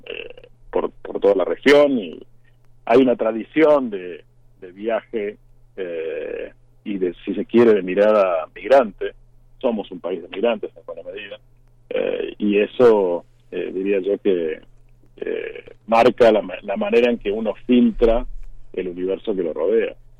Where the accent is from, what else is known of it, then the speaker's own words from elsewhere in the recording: Argentina; moved away as an adult; also born or lived in Mexico City, Mexico; yo llevo mucho tiempo ya fuera de, Argentina, casi 25 años